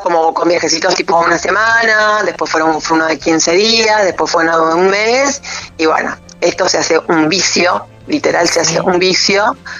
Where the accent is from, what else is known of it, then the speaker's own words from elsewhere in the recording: Trelew, Chubut, Argentina; yo soy de Trelew